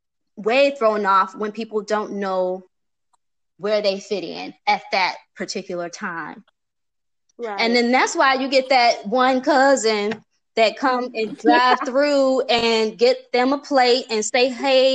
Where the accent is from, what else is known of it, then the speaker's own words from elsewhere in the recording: Chicago, Illinois, United States; now in Atlanta, United States; I'm from Chicago